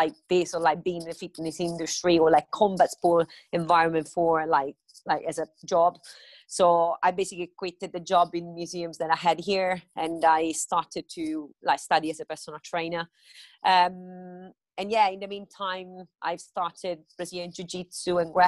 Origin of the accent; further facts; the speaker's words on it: Rome, Lazio, Italy; English is a second language; moved away as an adult; now in London, United Kingdom; I come from Rome.